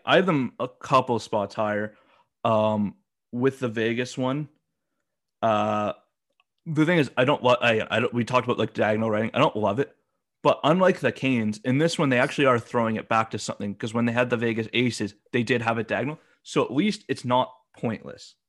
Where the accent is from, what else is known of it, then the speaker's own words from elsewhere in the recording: Alberta, Canada; I'm from Alberta. You know, I grew up watching the Oilers